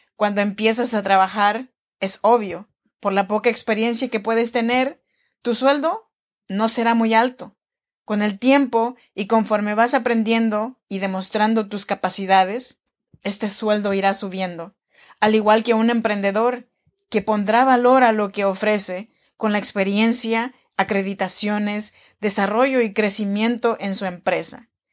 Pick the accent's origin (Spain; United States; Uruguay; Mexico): Mexico; Chinantec region, Oaxaca; born or raised there